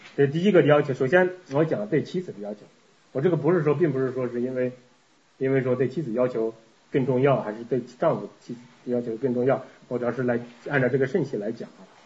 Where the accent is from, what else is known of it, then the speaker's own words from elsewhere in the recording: China; moved away as an adult; now in Canada; 我们这个从大陆来的，特别是像我们这个比较老一点儿的，结婚早一点的